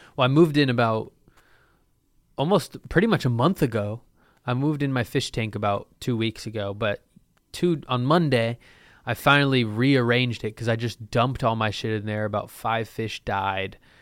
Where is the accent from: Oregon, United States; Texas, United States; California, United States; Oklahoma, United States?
Oregon, United States; Lake Oswego; I'm from Lake Oswego.